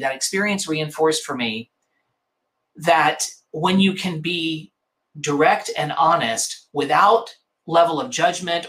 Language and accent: English; Mississippi, United States; also born or lived in New York; now in Los Angeles, United States; growing up in Mississippi